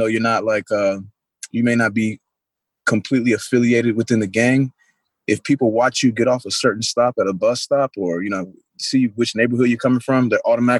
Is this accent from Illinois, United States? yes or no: yes; Chicago, Illinois, United States; moved away; I'm born and raised on the South Side of Chicago, but like Southeast, you know, I kind of moved around a lot.